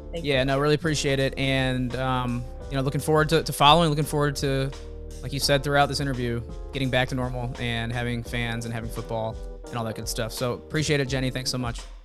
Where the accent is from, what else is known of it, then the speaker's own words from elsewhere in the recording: Champaign, Illinois, United States; my hometown, Champaign, Illinois